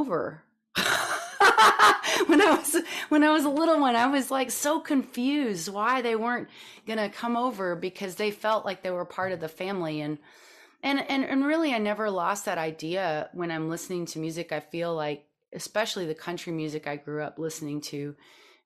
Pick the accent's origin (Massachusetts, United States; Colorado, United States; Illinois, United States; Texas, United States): Texas, United States; I grew up in Texas. I grew up in a small town in Texas